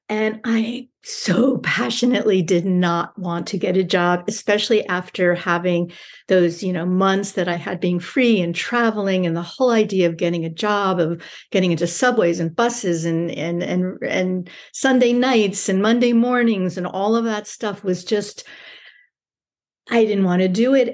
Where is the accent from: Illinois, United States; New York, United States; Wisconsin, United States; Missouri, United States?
New York, United States; moved away as an adult; also born or lived in Switzerland; I'm from New York.